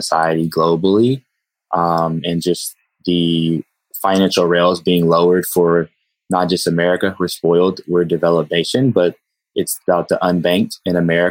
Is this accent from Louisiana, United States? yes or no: no; Texas, United States; I'm a Texan